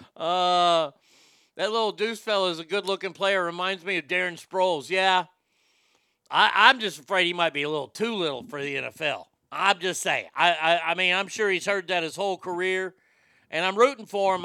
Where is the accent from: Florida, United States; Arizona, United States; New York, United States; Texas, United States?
Texas, United States; also born or lived in Reno, Nevada; I'm a Texan through and through